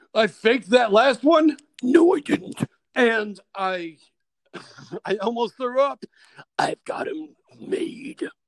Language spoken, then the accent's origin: English; Kentucky, United States; now in Chicago, United States; I am from I am from uh, Kentucky